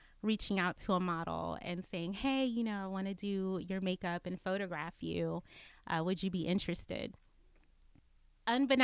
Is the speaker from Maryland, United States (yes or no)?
yes; Maryland, United States; moved away as an adult; also born or lived in Atlanta, Georgia; now in Austin, United States; I grew up in Maryland, born and raised